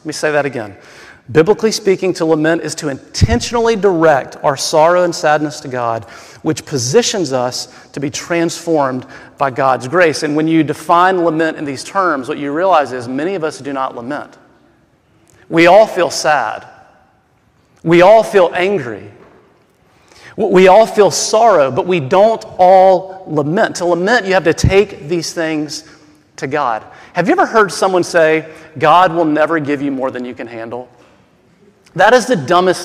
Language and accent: English; the South, United States; I'm from the South, okay? And I don't mean Southern California. I mean like the South South.